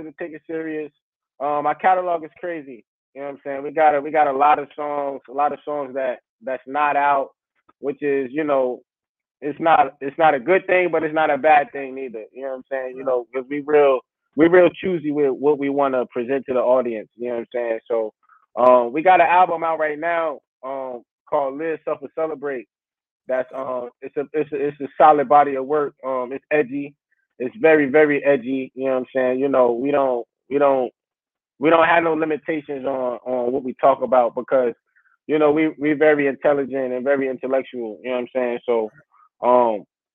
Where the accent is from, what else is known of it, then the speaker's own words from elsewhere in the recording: East Orange, New Jersey, United States; now in North Carolina, United States; We originally from East Orange, New Jersey